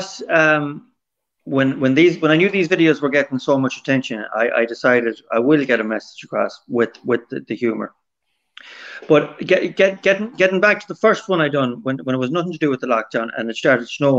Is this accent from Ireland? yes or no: yes; Swinford, Connacht, Ireland; my hometown, Swinford